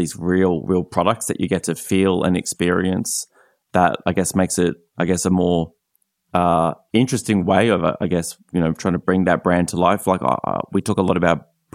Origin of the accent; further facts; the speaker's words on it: Australia; growing up in Australia